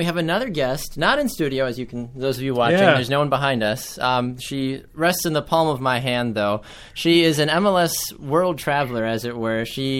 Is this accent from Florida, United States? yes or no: yes; Florida, United States; now in Wisconsin, United States; I'm kind of spoiled since I'm from Florida.